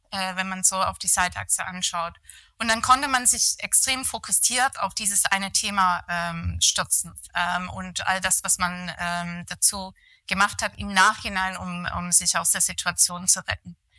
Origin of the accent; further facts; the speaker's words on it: near Manchester, North West England, United Kingdom; German is a second language; moved away as an adult; also born or lived in London / Rosenheim; now in Germany; aufgewachsen bin ich tatsächlich im Nordwesten von England, äh, in der Nähe von Manchester. Dort habe ich eigentlich meine Schuljahren verbracht